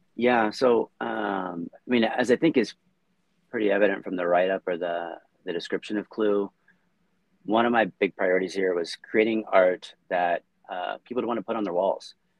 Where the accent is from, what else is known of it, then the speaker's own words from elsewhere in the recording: United States; moved away as an adult; also born or lived in Samoa; I grew up in the States